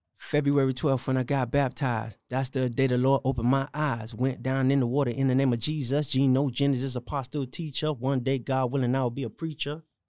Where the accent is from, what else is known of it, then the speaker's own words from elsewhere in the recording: Miami, Florida, United States; born and raised in Miami